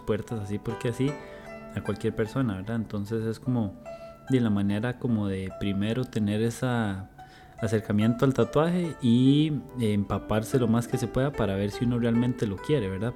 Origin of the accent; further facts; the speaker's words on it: Barva, Heredia, Costa Rica; soy de, de Barba Heredia